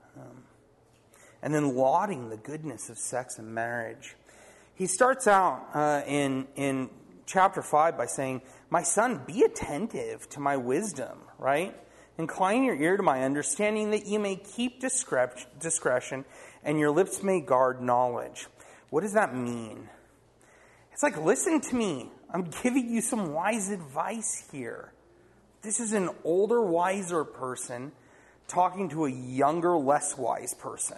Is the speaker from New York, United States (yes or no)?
no; Poway, California, United States; I grew up in Poway